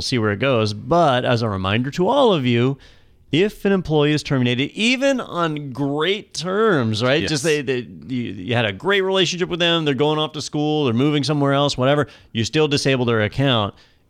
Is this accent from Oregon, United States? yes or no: no; Florida, United States; We're from Florida.